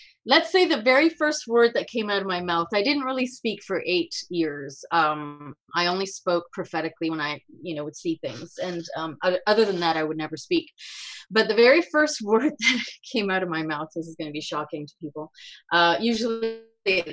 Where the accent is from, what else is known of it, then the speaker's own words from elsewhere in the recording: Spain; moved away; I grew up and I was born in Spain